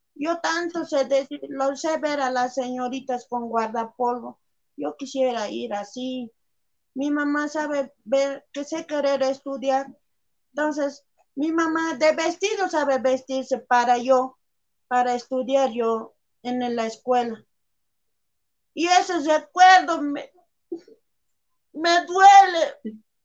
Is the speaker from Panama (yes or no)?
no; Bolivia; esta es nuestra tierra